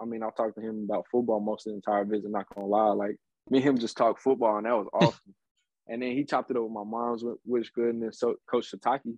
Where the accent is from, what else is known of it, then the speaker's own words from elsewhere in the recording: Midwest, United States; I'm coming from the Midwest